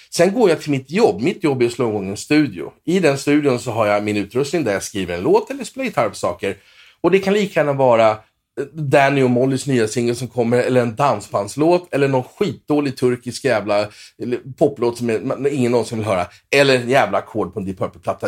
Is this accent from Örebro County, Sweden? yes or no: no; Åkersberga, Stockholm County, Sweden; moved away as an adult; also born or lived in Los Angeles; jag är uppväxt i lilla Åkersberga, tre mil norr om Stockholm